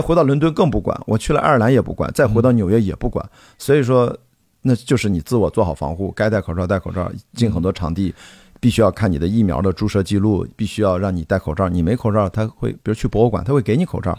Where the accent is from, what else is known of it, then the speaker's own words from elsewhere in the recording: Qingdao, Shandong, China; 我自己代表青岛出生啊，作为一个青岛人